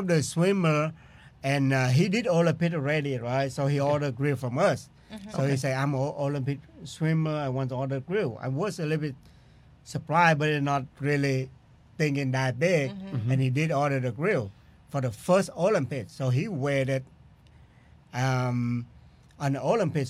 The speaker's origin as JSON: {"language": "English", "country": "Vietnam", "tie": "born or raised there", "second_language": "English", "moved": "as an adult", "lives_now": "United States"}